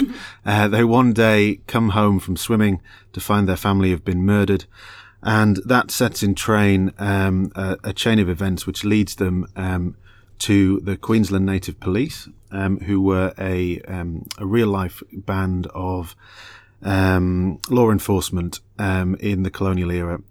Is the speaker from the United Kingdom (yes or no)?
yes; England, United Kingdom; moved away as an adult; also born or lived in Australia; I'm British and Australian. I'm a, I'm a, I'm a dual citizen. Um, but when I first moved out there